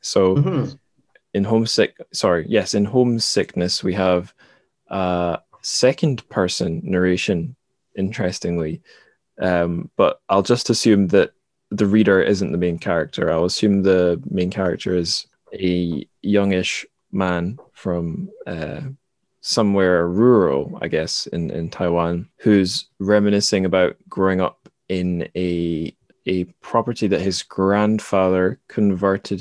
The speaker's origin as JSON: {"language": "English", "town": "Dundee", "region": "Scotland", "country": "United Kingdom", "tie": "born or raised there", "moved": "yes", "said": "my home suburb in my hometown of Dundee"}